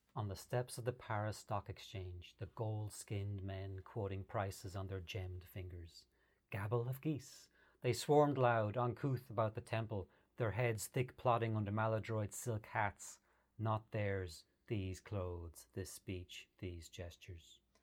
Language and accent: English; Ireland; I grew up in Ireland in the 70s and 80s